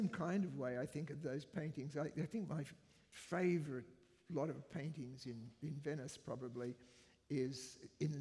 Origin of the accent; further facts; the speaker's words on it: Brisbane, Queensland, Australia; moved away as an adult; also born or lived in United Kingdom; the place that I grew up in, which is Brisbane